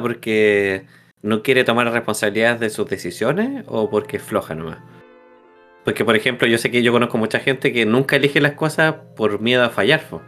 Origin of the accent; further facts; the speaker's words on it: Chile; soy chileno